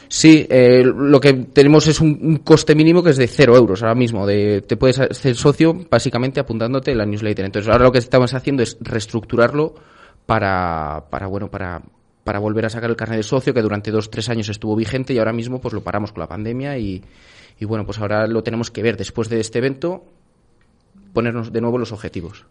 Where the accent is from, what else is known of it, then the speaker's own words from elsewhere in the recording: Pesquera de Duero, Castile and León, Spain; mi pueblo, Pesquera de Duero